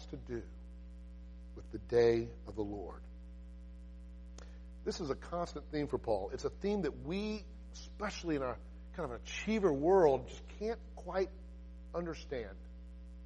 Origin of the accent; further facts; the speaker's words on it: United States; I love our homeland. I'm an American